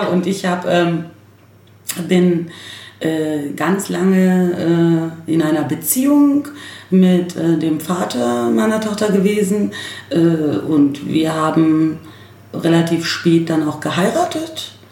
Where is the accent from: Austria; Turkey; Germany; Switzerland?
Germany; Berlin; born there; äh, gebürtige Berlinerin, äh, gebürtige Berlinerin und stolze Neuköllnerin übrigens.